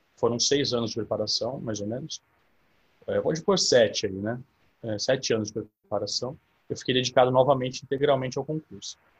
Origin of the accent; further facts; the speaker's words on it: São Carlos, São Paulo, Brazil; eu sou nascido em São Carlos, né, no interior de São Paulo. Eu tenho 32 anos. Eu fiquei aqui até, até os meus 19 anos